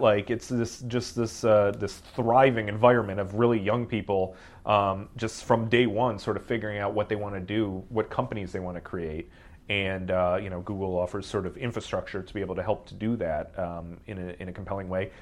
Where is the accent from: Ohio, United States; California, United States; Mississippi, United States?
Ohio, United States; moved away as an adult; also born or lived in London; now in Silicon Valley, United States; I didn't grow up in Silicon Valley. I grew up in Ohio, very much outside of that world